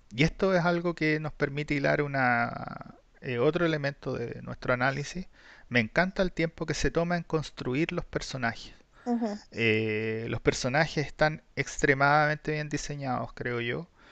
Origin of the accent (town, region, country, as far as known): Chile